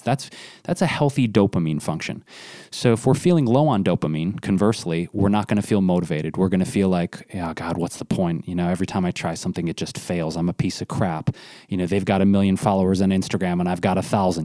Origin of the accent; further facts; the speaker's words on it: Detroit, Michigan, United States; I grew up in Detroit